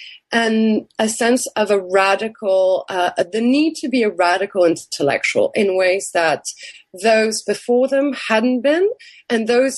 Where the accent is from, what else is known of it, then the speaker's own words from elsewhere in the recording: France; what seemed very familiar to me growing up in France and with French literature and French history